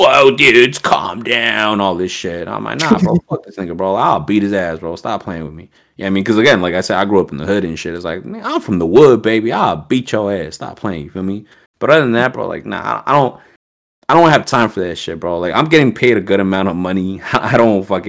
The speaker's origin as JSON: {"language": "English", "region": "Southern New Jersey", "country": "United States", "said": "I'm from Southern Jersey"}